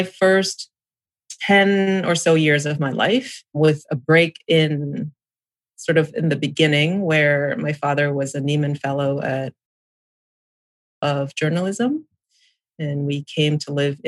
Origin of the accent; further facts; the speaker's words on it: Samut Prakan, Thailand; also born or lived in New England, United States / California, United States / New Zealand; now in Ohio, United States; I grew up in Thailand, was born in a little town outside of Bangkok.